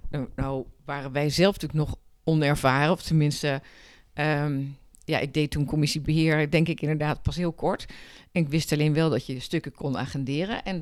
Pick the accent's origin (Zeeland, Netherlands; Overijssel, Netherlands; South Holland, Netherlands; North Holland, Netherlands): South Holland, Netherlands; Rotterdam; born there; now in Haarlem, Netherlands; Ik ben eh, geboren in Rotterdam. Maar ik vind. Het is wel echt mijn stad. Ik vind Haarlem een heerlijke stad waar ik echt met heel veel plezier woon.